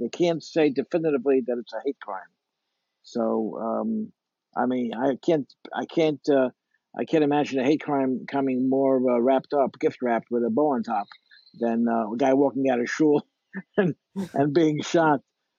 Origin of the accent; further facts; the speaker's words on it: New York City, New York, United States; You know, I was born and raised in Crown Heights.